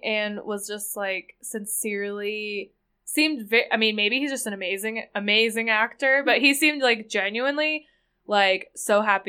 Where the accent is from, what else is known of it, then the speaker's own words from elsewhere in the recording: United Kingdom; And I'm British.